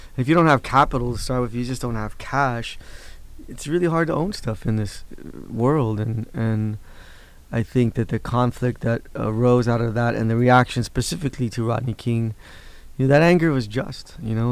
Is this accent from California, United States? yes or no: yes; Los Angeles, California, United States; also born or lived in Sacramento; me being from Los Angeles, you know, I think I've I growing up in Boyle Heights